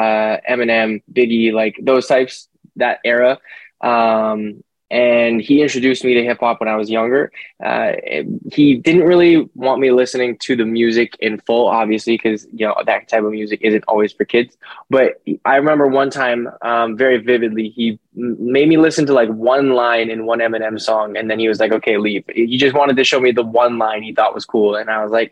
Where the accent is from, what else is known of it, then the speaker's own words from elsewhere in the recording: Winnipeg, Manitoba, Canada; also born or lived in Calgary, Alberta, Canada; I moved out to a place called Winnipeg when I was about 5 years old, and I was raised there as well. Stayed there basically my whole life